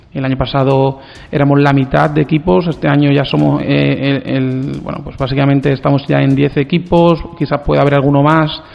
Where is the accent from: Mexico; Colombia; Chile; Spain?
Spain; Brenes, Andalusia; yo vengo de muy cerca porque soy de Brenes